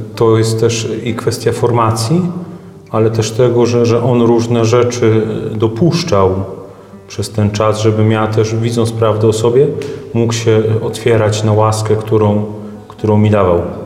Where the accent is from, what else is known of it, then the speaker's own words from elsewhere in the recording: Wieruszów, Łódź Voivodeship, Poland; ja pochodzę z naszej paulińskiej parafii w Wieruszowie